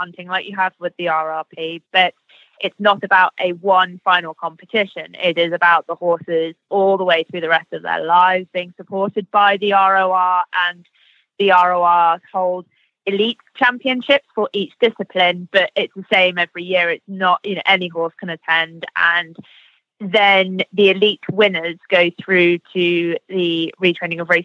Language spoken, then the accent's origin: English; United Kingdom; we're British